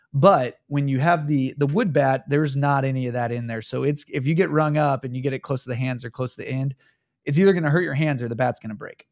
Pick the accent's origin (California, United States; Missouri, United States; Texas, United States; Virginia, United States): Missouri, United States; Kansas City; my hometown of Kansas City, Missouri